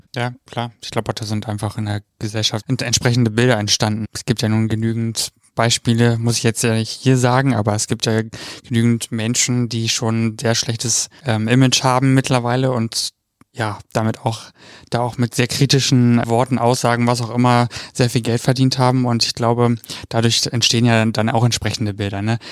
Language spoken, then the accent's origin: German; Cologne, North Rhine-Westphalia, Germany